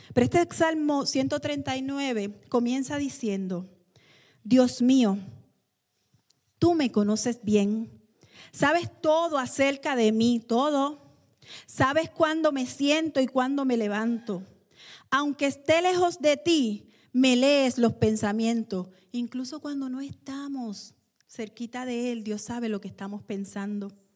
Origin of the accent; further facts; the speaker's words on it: Puerto Rico; nosotros los puertorriqueños